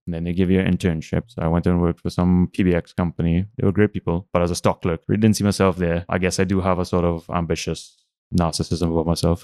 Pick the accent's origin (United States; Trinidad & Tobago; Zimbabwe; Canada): Trinidad & Tobago; San Fernando; I grew up in San Fernando during the oil boom of the eighties